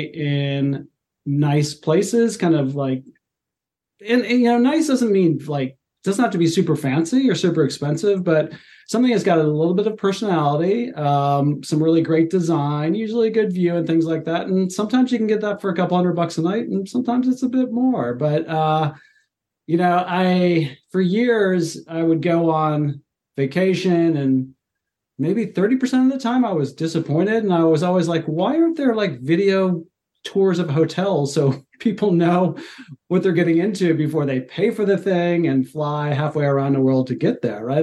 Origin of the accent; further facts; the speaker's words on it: Cincinnati, Ohio, United States; moved away as an adult; also born or lived in Europe / China / Australia; now in Seattle, United States; I'm a native, I guess, of Cincinnati. Uh, so I grew, yeah, I grew up in Ohio, and kind of that's where I'm from.